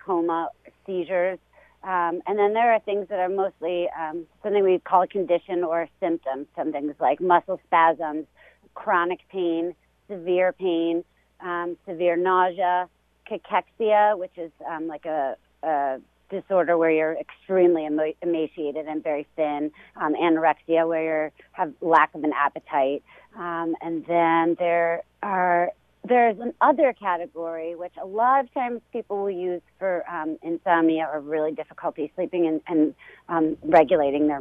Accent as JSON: {"language": "English", "town": "Baltimore", "region": "Maryland", "country": "United States", "tie": "born or raised there", "also_born_or_lived": "Massachusetts / Washington, D.C. / Buffalo", "said": "I grew up here in Baltimore"}